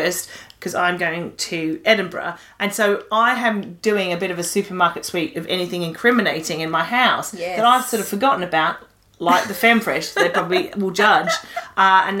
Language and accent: English; Australia; now in United Kingdom; we're Australian